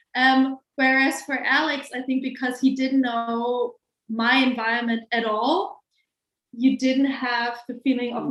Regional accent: Hamburg, Germany; English is a second language; I am born and raised in Hamburg, Germany, and I have pretty much lived here my whole life

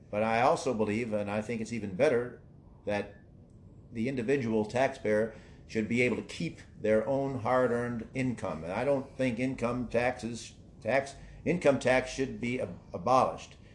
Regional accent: St. Charles, Illinois, United States; I'm from St. Charles, Illinois

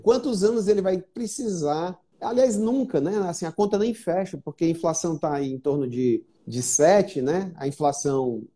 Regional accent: Fortaleza, Ceará, Brazil; eu sou de Fortaleza, nasci aqui e fiquei a grande parte da minha vida aqui

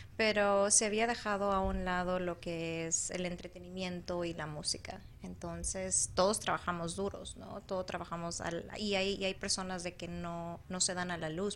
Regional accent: El Salvador; now in Arizona, United States; Yo soy salvadoreña, ah, nací en El Salvador Salvador

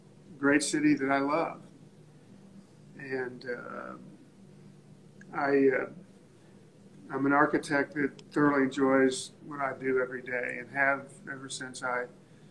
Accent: Hutchinson, Kansas, United States; born or raised there; also born or lived in Aspen, Colorado

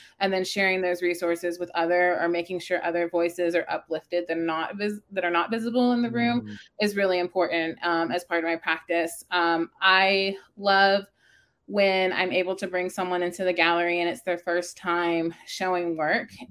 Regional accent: Baytown, Texas, United States; also born or lived in Dayton, Texas / Crosby, Texas; growing up in Baytown and living in, you know, Dayton

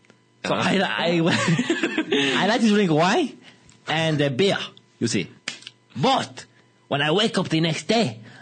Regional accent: Balbriggan, Leinster, Ireland; I'm from Balbriggan.

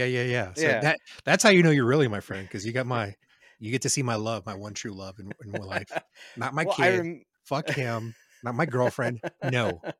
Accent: Reno, Nevada, United States; Yes, I'm from Reno. I'm not scared of talking about where I'm from.

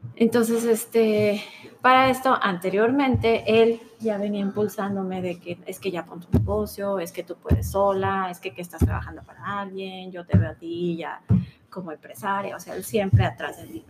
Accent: Guadalajara, Jalisco, Mexico; moved away as an adult; now in Los Cabos, Mexico; Tenemos casa aquí en Guadalajara, nuestra familia está aquí

